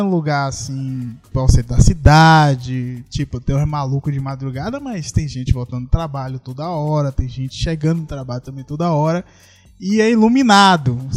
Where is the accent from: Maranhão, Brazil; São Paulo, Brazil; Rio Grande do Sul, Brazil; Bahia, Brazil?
Bahia, Brazil; Salvador; Aí eu, não, sou de Salvador.